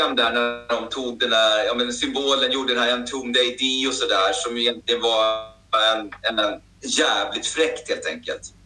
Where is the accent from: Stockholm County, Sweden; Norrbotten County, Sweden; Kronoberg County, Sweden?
Stockholm County, Sweden; Hallstavik; Jag är ju född och uppvuxen i Hallstavik, liksom, i en liten eh, bruksort